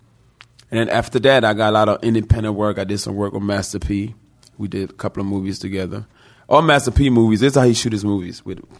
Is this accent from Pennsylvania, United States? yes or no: yes; Philadelphia, Pennsylvania, United States; I was raised in Philly